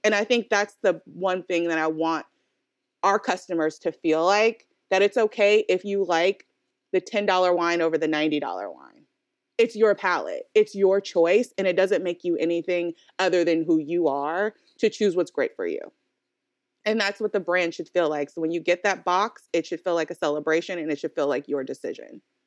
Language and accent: English; Oakland, California, United States; we're both from Oakland, California